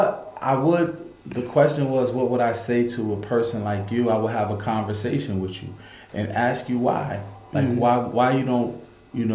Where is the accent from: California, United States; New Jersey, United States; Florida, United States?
New Jersey, United States; Newark; the West Ward, where I grew up, where I was raised, where I was born